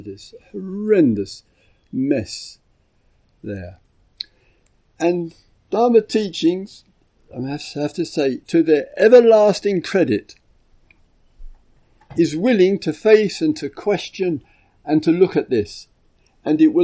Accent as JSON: {"language": "English", "region": "England", "country": "United Kingdom", "said": "I'm from England"}